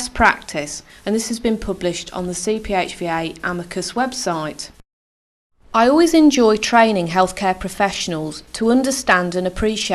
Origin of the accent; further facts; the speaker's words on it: Leicester, East Midlands, United Kingdom; also born or lived in North Staffordshire; I moved back to my hometown of Leicester